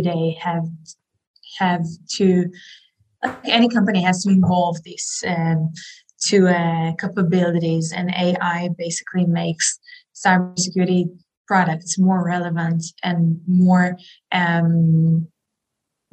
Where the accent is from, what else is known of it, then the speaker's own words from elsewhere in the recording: Israel; I grew up in Israel